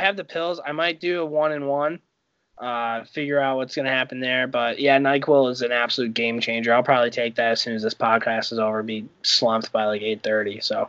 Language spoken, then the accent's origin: English; Greenfield, United States; I'm from Greenfield.